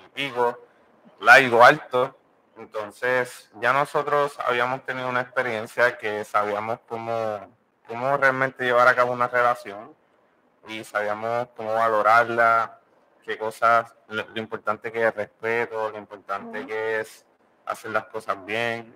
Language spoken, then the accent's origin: Spanish; Puerto Rico; moved away; Somos una pareja, ¿verdad? Que somos puertorriqueños